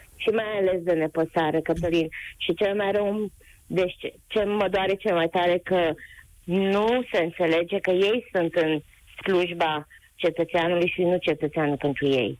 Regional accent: Covasna County, Romania; din uh, județul Covasna

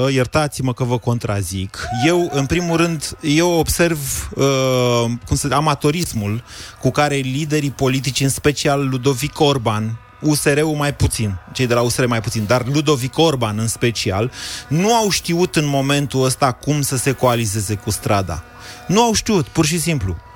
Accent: Arad, Arad County, Romania; arătean, am trăit

